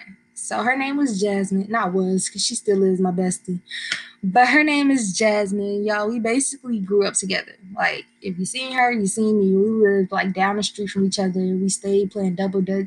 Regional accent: Bourbonnais, Illinois, United States; I am from Bourbonnais, Illinois. This is a little suburb about 60 miles south of Chicago

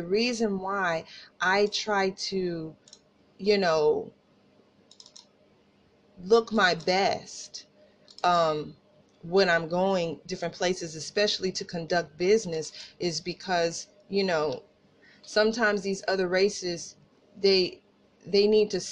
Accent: Tulsa, Oklahoma, United States; accent: country accent; We were raised Northside, Tulsa

